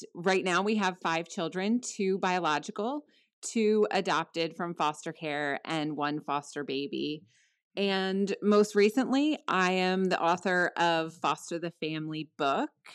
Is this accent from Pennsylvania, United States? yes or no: no; New Jersey, United States; I'm in South Jersey right now. My husband and I met here, we met in middle school.